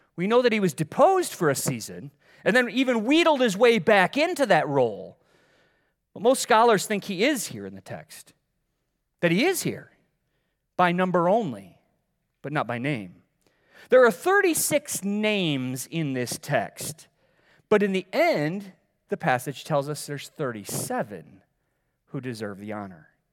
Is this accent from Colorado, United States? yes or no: no; Middleville, Michigan, United States; moved away; I grew up in Middleville